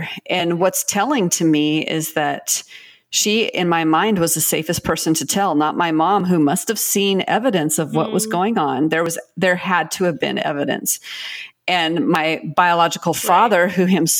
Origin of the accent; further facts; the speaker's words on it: Pacific Northwest, United States; I'm from the Pacific Northwest